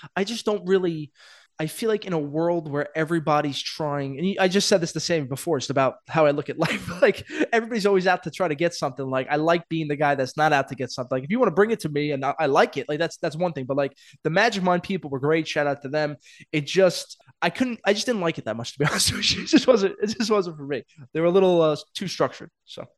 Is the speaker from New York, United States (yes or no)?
yes; New York City, New York, United States; I'm a kid from Brooklyn